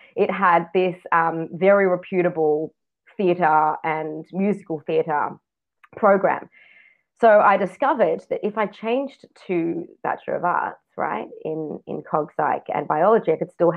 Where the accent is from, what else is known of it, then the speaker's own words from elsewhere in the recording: Sydney, New South Wales, Australia; now in Israel; I was born in Sydney, Australia